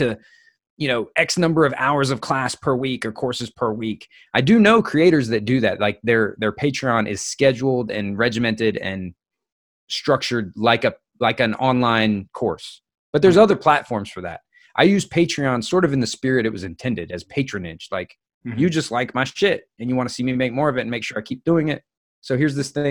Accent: United States; I'm American

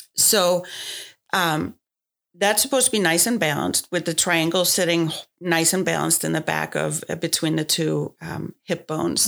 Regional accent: Denmark; moved away as an adult; now in United States; I grew up in Denmark

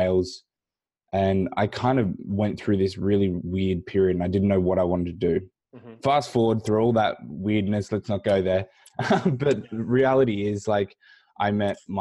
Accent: Australia; I grew up here in Australia

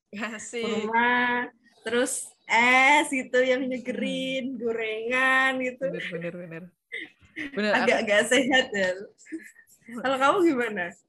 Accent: Semarang, Central Java, Indonesia; Aku asli Semarang.

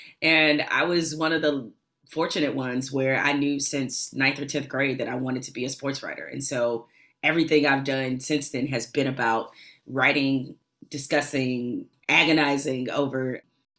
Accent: Detroit, Michigan, United States; I grew up in Detroit

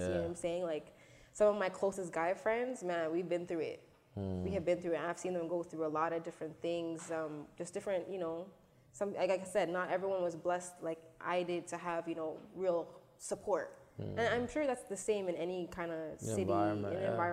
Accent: Toronto, Ontario, Canada; I'm from Scarborough, and I grew up in the suburbs of Scarborough, like the borders, like along Steeles

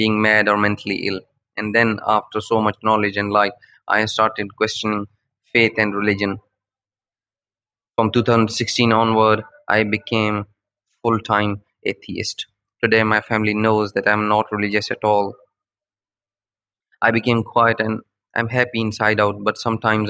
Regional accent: Pakistan; I am from Pakistan

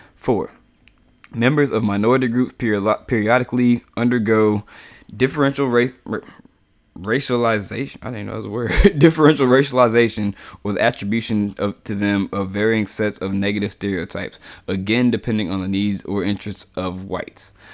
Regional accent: United States; I'm African-American in America, you know, like, and I've never, ever been to Africa

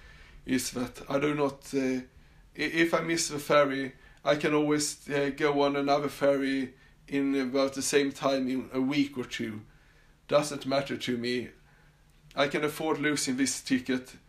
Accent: Sweden; accent: Swedish; English is a second language; also born or lived in Australia; you could definitely hear that I was born and raised in Sweden

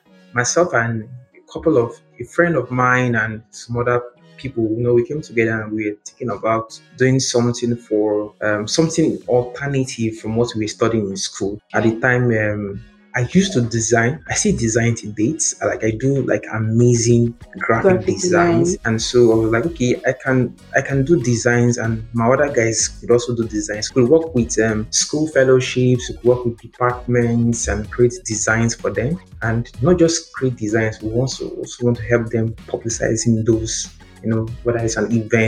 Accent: Ogbia, Bayelsa, Nigeria; I'm from Ogbia local government here.

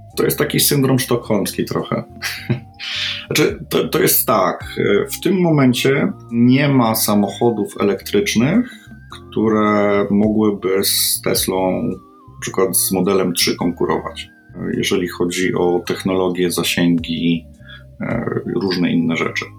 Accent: Poland; jestem z Polski

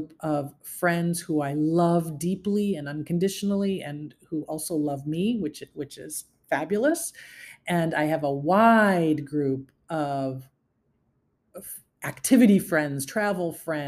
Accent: Syracuse, New York, United States; moved away as an adult; I was born and raised in Syracuse, New York, in a very traditional family unit

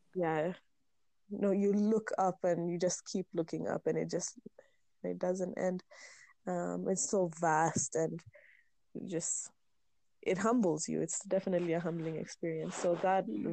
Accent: Meru, Meru County, Kenya; growing up in Meru, growing up in the hills of Meru

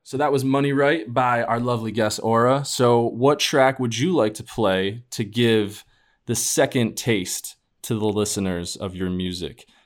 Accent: upstate New York, United States; now in Boston, United States; I know I told you that I live in Boston, but I'm from New York as well. Not the city

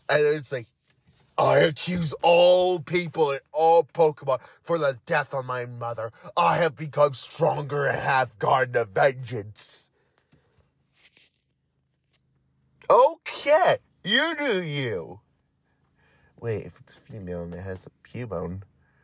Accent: Florida, United States; moved away; I am originally from Florida

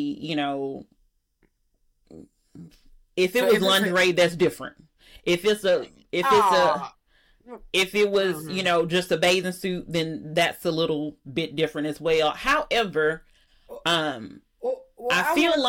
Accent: Alabama, United States; I'm from Alabama

